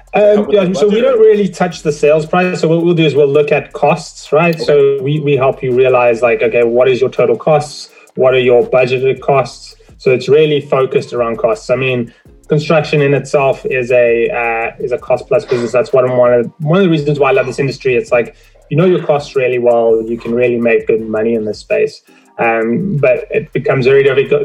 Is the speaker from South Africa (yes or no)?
yes; South Africa; now in Toronto, Canada; I'm originally from South Africa uh, immigrated to Canada, Toronto